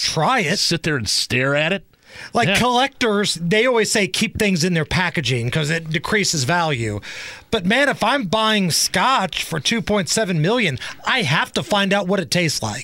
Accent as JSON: {"language": "English", "town": "Beech Grove", "region": "Indiana", "country": "United States", "tie": "born or raised there", "also_born_or_lived": "Muncie", "said": "I grew up in Beech Grove and went to school in Muncie"}